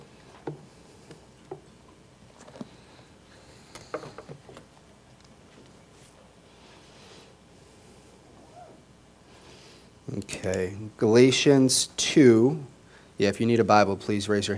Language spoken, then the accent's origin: English; Las Vegas, Nevada, United States; moved away; I grew up in Las Vegas